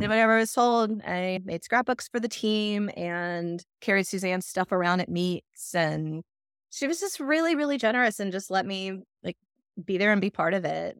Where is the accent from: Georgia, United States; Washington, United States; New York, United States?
Georgia, United States; South; moved away as an adult; also born or lived in Atlanta, Georgia / Athens, Georgia; now in Michigan, United States; I was in South Georgia till I was twelve, thirteen, and then we moved to Atlanta